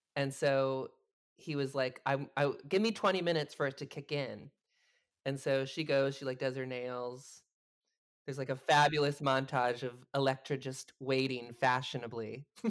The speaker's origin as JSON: {"language": "English", "region": "New Jersey", "country": "United States", "said": "I'm from New Jersey"}